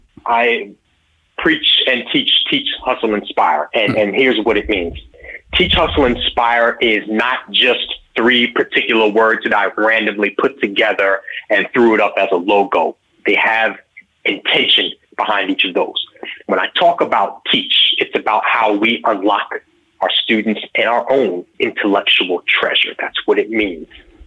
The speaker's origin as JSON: {"language": "English", "region": "New York", "country": "United States", "tie": "born or raised there"}